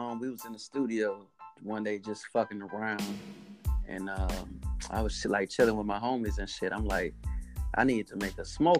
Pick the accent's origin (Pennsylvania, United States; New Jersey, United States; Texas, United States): New Jersey, United States; Trenton; now in Atlanta, United States; I'm from Trenton, New Jersey, but, you know, I live in Atlanta, Georgia at the moment.